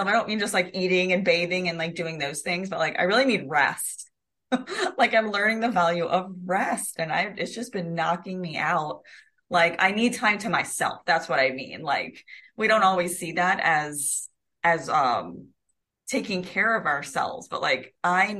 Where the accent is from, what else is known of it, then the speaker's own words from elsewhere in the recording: the South, United States; because I'm from the South